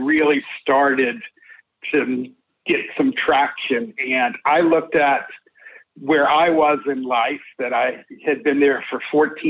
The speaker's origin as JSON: {"language": "English", "town": "Atlanta", "region": "Georgia", "country": "United States", "tie": "born or raised there"}